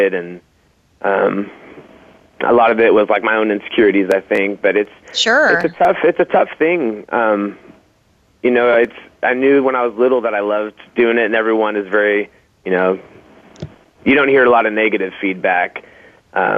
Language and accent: English; Portland, Oregon, United States; also born or lived in Colorado Springs, Colorado; I was born in Colorado Springs. Moved here when I was pretty little, and I've been in Portland ever since